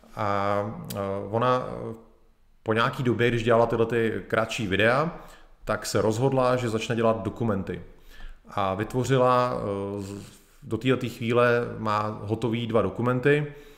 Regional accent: Bohemia, Czechia; u nás v Čechách

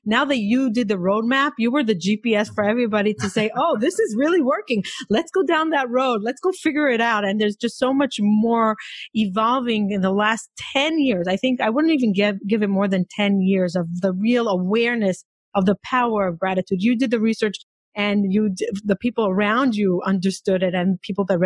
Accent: Israel; also born or lived in Boca Raton; now in New York, United States; I'm from Israel

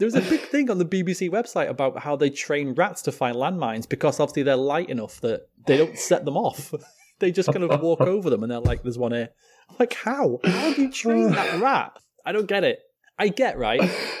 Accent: United Kingdom; I'm British.

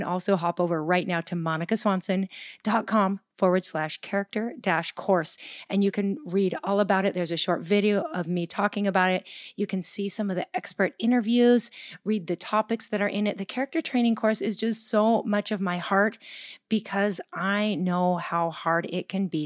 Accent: Gig Harbor, Washington, United States; my hometown of Gig Harbor, Washington.

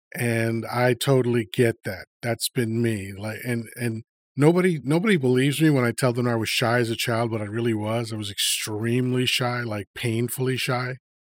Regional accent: Long Island, New York, United States; born or raised there; also born or lived in Dominican Republic / Washington Heights, New York / Elmhurst, Queens, New York

